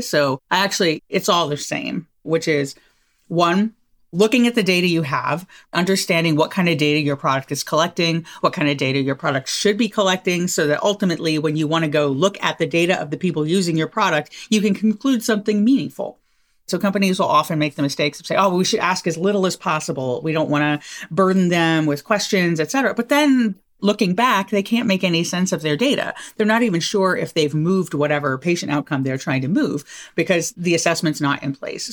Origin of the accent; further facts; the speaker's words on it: Southern California, United States; where I grew up in Southern California